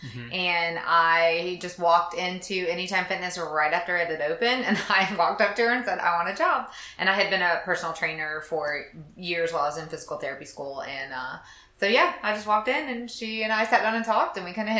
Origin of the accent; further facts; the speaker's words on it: Camilla, Georgia, United States; moved away as an adult; also born or lived in Beaufort, North Carolina; now in Morehead City, United States; I'm from South Georgia.